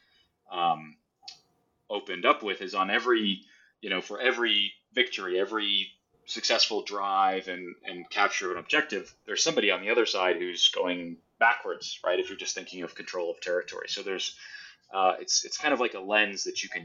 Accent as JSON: {"language": "English", "country": "United States", "said": "as an American, as a Marine"}